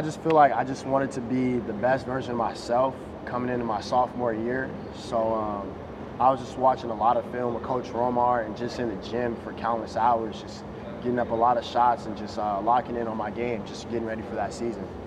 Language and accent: English; Las Vegas, Nevada, United States; I'm from Vegas